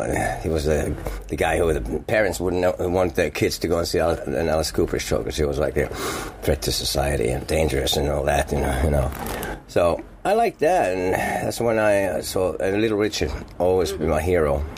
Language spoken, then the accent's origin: English; Finland; English is a second language; moved away as an adult; also born or lived in Manhattan, New York, United States; I'm from Finland